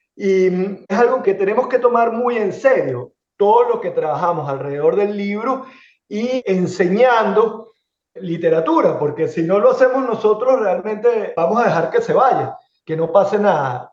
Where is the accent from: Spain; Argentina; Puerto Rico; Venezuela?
Venezuela; moved away as an adult; now in Miami, United States; en el caso de Venezuela, que es donde yo nací, donde me formé y donde comencé a trabajar